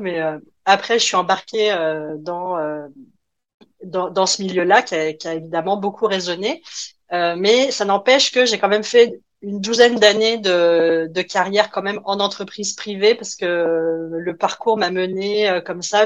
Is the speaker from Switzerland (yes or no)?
no; France; moved away; mon petit accent me trahit évidemment, donc, euh, je, je viens de la France.